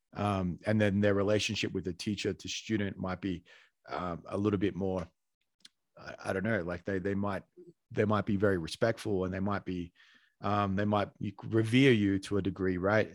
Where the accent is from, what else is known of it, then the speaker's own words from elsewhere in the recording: Australia; now in Colombia; I'm Australian